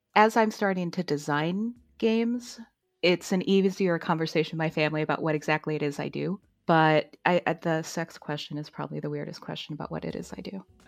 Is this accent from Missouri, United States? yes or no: yes; St. Louis, Missouri, United States; I'm from Saint Louis